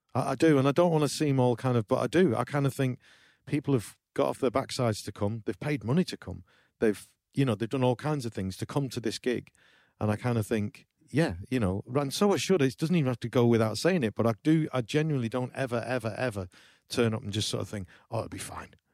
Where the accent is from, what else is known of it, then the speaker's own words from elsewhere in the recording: small town in the north of England, United Kingdom; I'm from New, Llywelose, which is a small, small town in the, in the north of England